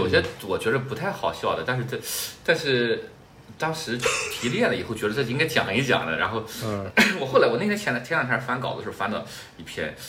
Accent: Canada; 那我作为一个加拿大人，脱口秀我不是擅长嘛？

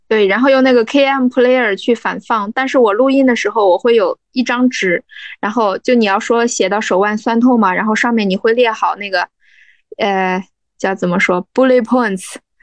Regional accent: Jinan, Shandong, China; also born or lived in Beijing / Shenzhen; 我的家乡就是全城济南，济南下面有一个小泉城，叫章丘

